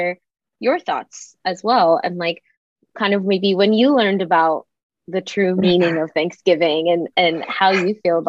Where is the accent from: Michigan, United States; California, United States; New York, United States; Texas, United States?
New York, United States; moved away; also born or lived in Florida; I grew up in New England, I spent most of my life in Florida, but I grew up in New York.